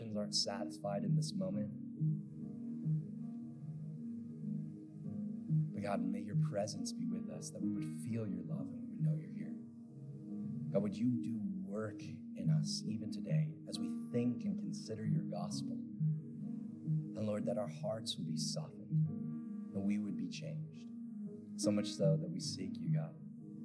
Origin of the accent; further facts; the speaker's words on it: Pacific Northwest, United States; I grew up in the Pacific Northwest